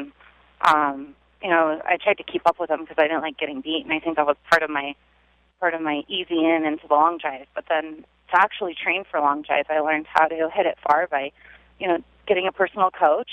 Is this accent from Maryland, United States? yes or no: no; Sacramento, California, United States; I'm from Sacramento, California.